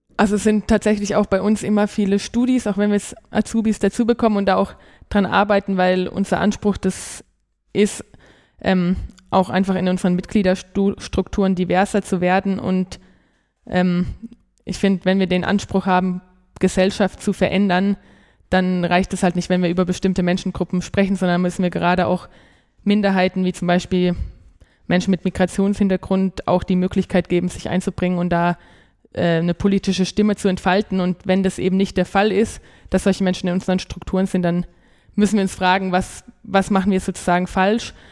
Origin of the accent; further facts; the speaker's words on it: Germany; moved away as an adult; also born or lived in Poland; now in Erfurt, Germany; ich will nicht in Baden-Württemberg und Bayern studieren, einfach weil ich daherkomme